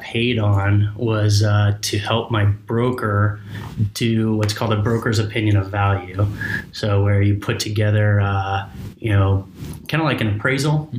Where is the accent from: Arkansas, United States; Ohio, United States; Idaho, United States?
Idaho, United States; Bliss; I'm born and raised in Idaho, really small town of 300 people in an amazing town called Bliss.